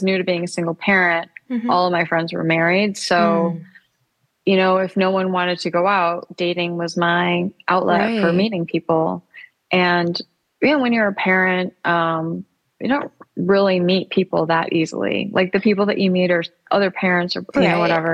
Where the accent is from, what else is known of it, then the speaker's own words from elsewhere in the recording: Michigan, United States; now in New York City, United States; I grew up in Michigan